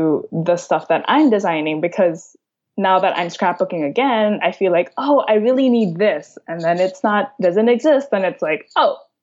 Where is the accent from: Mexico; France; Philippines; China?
Philippines; Manila, Metro Manila; moved away as an adult; also born or lived in San Francisco; now in San Francisco Bay Area, United States; I grew up in Manila. I moved to San Francisco for grad school.